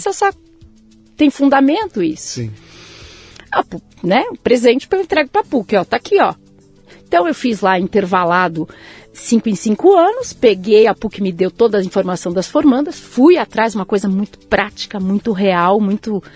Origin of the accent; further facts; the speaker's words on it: São Paulo, Brazil; Eu nasci aqui, em São Paulo, São Paulo. Beneficência Portuguesa. Eita! Em 68. Hum. É, sou o recheio de um sanduíche. Tenho um irmão mais velho, que também nasceu em São Paulo, e uma irmã mais nova, que também nasceu em São Paulo. E desde então sempre estive em São Paulo